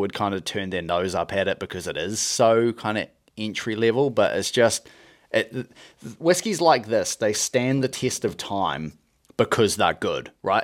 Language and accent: English; New Zealand; moved away as an adult; also born or lived in Scotland; I'm from New Zealand